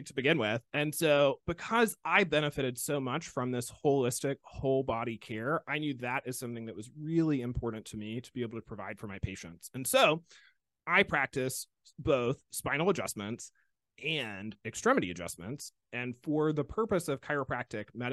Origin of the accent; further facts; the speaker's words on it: Alabama, United States; I am from Alabama